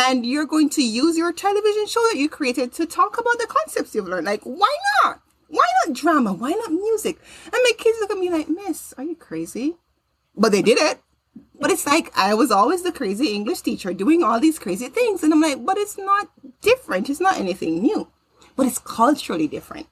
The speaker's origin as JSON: {"language": "English", "country": "Jamaica", "tie": "born or raised there", "moved": "yes", "lives_now": "United States", "said": "I grew up in Jamaica"}